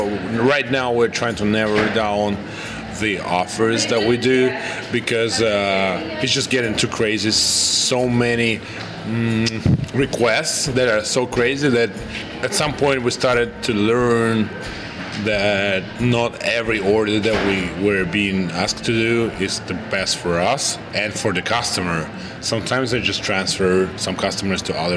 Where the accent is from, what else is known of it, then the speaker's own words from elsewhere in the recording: Russia; English is a second language; I'm from Russia.